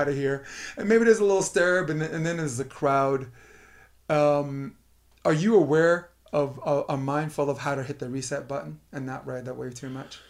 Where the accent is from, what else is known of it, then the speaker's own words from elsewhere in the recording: New York City, New York, United States; I'm born and raised in Brooklyn, Flatbush Avenue